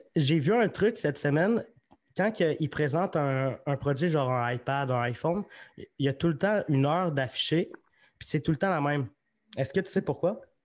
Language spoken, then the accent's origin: French; Magog, Quebec, Canada; now in Sherbrooke, Canada; je viens de Magog.